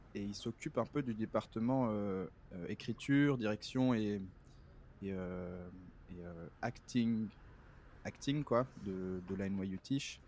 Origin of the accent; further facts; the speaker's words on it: Brussels, Brussels-Capital Region, Belgium; moved away as an adult; now in New York, United States; je suis né à Bruxelles, en Belgique.